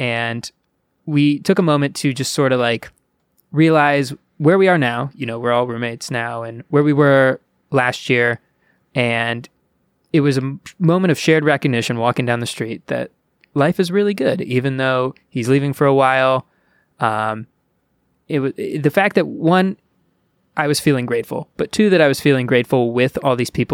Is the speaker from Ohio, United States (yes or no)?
yes; Ohio, United States; born or raised there